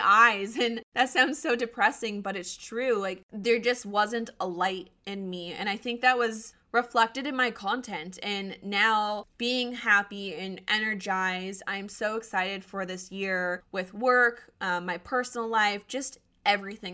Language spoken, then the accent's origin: English; Colorado, United States; moved away as an adult; also born or lived in Arizona; I was born and raised in Colorado, and so going back feels like home.